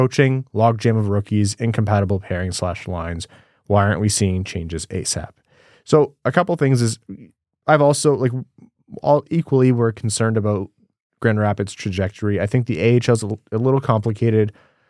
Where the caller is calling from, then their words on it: Australia; As an Australian-based Wings fan, it isn't easy to get a sense of what's happening with the team